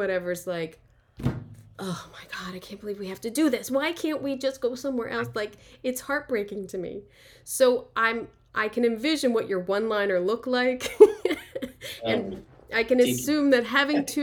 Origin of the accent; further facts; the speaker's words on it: Philadelphia, Pennsylvania, United States; I'm from Philly.